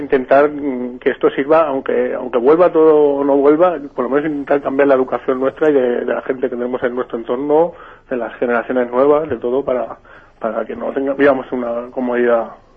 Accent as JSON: {"language": "Spanish", "town": "Valencia", "region": "Valencian Community", "country": "Spain", "moved": "yes", "said": "soy de Ciudad Bella, aunque ahora estoy un poco lejos de Valencia."}